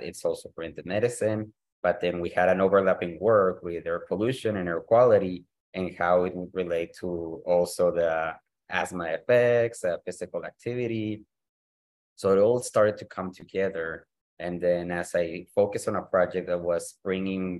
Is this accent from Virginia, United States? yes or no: no; El Paso, Texas, United States; also born or lived in Mexico; I'm currently located in the Paso del Norte region, which is specifically in El Paso, Texas, an area where I grew up